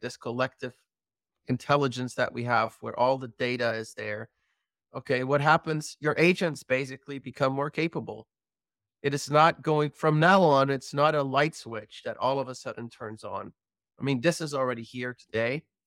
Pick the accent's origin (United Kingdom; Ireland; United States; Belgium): Belgium; I'm from Belgium